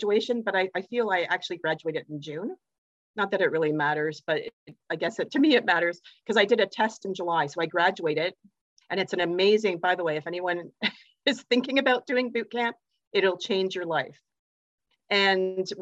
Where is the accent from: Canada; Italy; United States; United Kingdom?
Canada; I'm from Canada